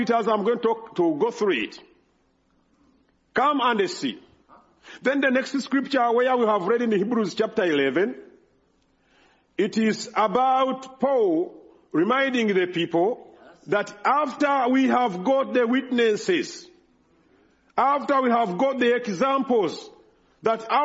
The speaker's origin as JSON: {"language": "English", "country": "Uganda", "second_language": "English", "moved": "yes", "said": "There in Uganda, I can speak well than I can do here because I'm speaking in my native language"}